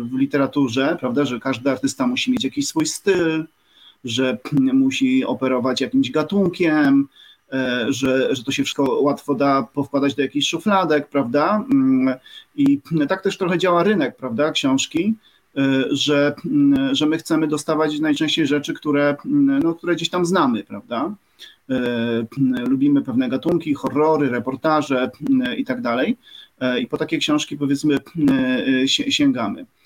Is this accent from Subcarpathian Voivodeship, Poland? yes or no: yes; Subcarpathian Voivodeship, Poland; E, no i tak, jestem chłopakiem z Podkarpacia też, może tak podsumuję.